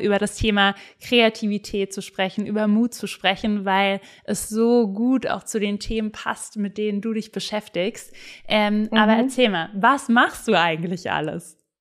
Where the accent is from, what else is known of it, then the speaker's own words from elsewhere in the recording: Black Forest, Baden-Württemberg, Germany; ich komme ja aus dem Schwarzwald